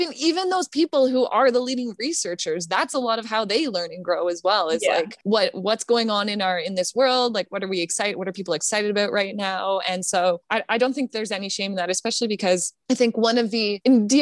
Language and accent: English; Canada; I'm Canadian, but I'm a member of our Canadian Physiotherapy Association